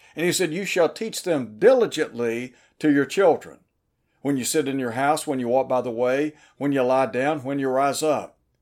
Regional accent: Chattanooga, Tennessee, United States; When I was a young fella growing up in Chattanooga, Tennessee

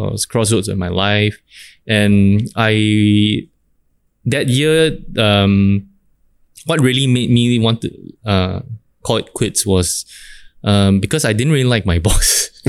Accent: Singapore; As a Singaporean, it's nuts, man, to see that kind of situation.

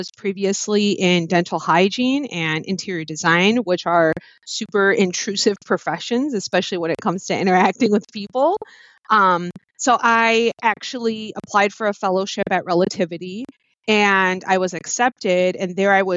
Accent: Chicago, Illinois, United States; I am from Chicago. My parents are from Mexico, so Aguascalientes and Guanajuato.

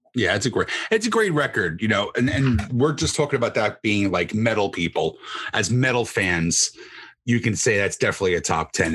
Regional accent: New Jersey, United States; I'm from New Jersey.

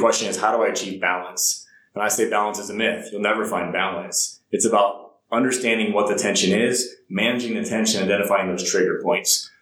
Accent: Ohio, United States; moved away as an adult; also born or lived in South Carolina; I grew up in a small town in Ohio

